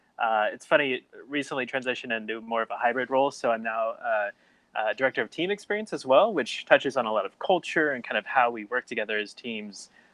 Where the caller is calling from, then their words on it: Florida, United States; Yeah, I'm in Florida right now, kind of North Orlando area.